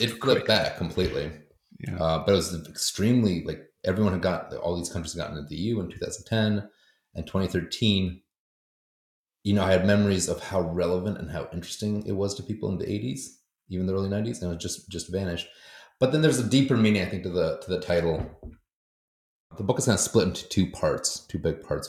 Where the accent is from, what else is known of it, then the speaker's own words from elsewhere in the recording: United States; also born or lived in Poland; I grew up in America, but I was going to school in Poland